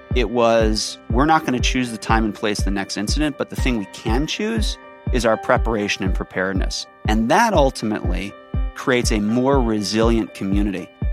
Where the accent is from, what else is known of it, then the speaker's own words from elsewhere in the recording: Chicago, Illinois, United States; also born or lived in Michigan; I grew up in Chicago, wound up going to the University of Michigan